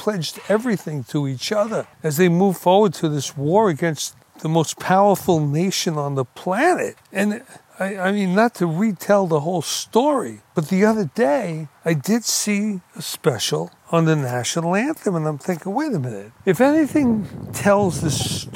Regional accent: New York City, New York, United States; I grew up in Brooklyn.

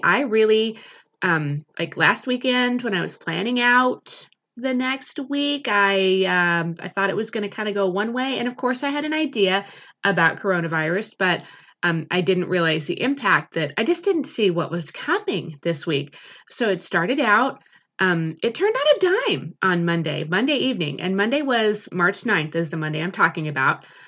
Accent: United States; as an American culture

